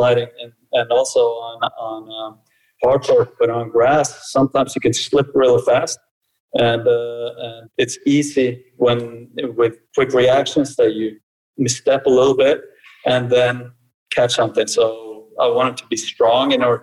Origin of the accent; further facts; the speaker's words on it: Norway; also born or lived in Brazil / United States; I'm born in Brazil. My mother is Norwegian and my father's from Cape Verde, so I'm kind of a mix. So I grew up mostly in Norway